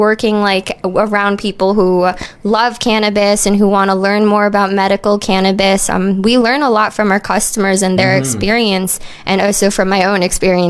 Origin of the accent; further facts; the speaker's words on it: New York, United States; moved away as an adult; now in Maui, United States; Well, I'm originally from New York, guys, so I'm not really from here, but I just arrived in April around 4:20.